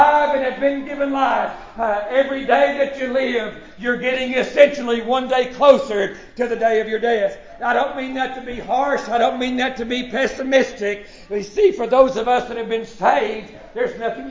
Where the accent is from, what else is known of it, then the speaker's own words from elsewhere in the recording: United States; as an American citizen